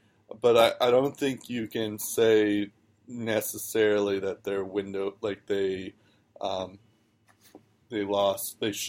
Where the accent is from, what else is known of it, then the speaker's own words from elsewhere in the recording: United States; as an American